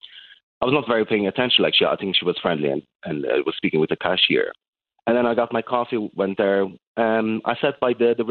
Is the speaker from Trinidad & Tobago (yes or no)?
no; Azores, Portugal; first language Portuguese; English is a second language; moved away as an adult; now in Ireland; I'm from the Azores. It's like a group of islands in the middle of Atlantic.